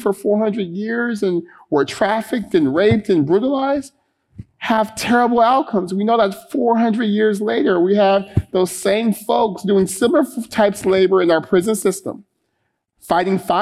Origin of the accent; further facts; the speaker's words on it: Stockton, California, United States; the folks I grew up with in Stockton